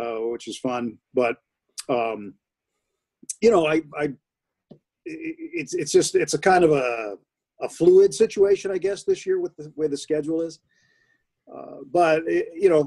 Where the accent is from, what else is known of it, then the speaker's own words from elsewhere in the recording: New England, United States; moved away as an adult; also born or lived in Pittsburgh / Colorado; now in Los Angeles, United States; I'm from New England. I used to live three blocks from Fenway Park when I was in college. Mm-hmm. I grew up 45 minutes from Fenway Park